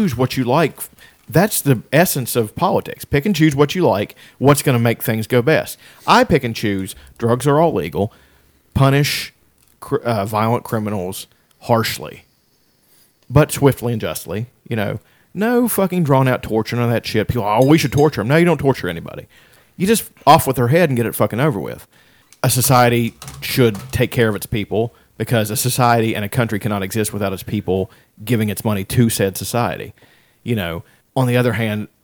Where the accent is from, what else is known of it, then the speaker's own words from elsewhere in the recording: Appalachia, United States; we're Appalachian people